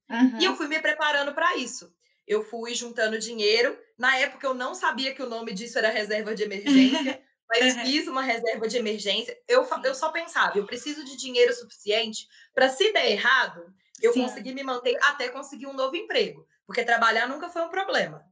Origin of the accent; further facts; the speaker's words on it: Belo Horizonte, Minas Gerais, Brazil; eu tenho 26 anos e sou aqui de Belo Horizonte